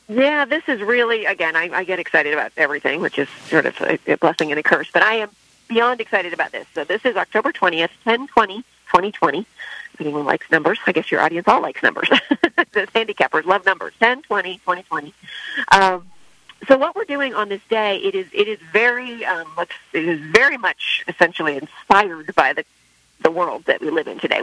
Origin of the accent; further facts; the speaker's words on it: San Diego, California, United States; I'm from San Diego, so Delmar was at my home track